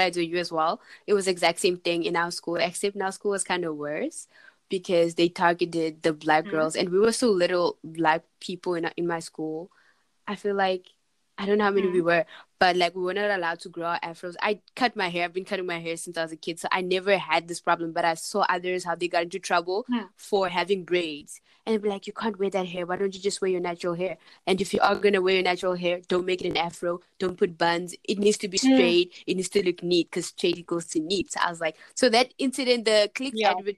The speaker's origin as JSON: {"language": "English", "town": "Cape Town", "region": "Western Cape", "country": "South Africa", "tie": "born or raised there", "said": "here in South Africa, growing up in South Africa, especially in Cape Town"}